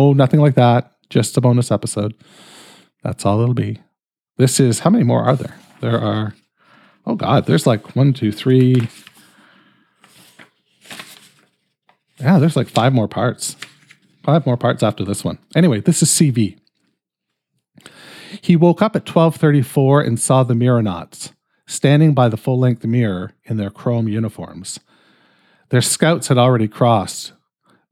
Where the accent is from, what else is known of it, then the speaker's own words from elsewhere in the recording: Canada; I'm fucking Canadian.